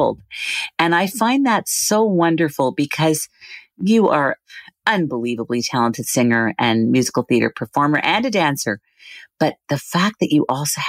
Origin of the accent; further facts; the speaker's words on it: Montreal, Quebec, Canada; I'm a Montrealer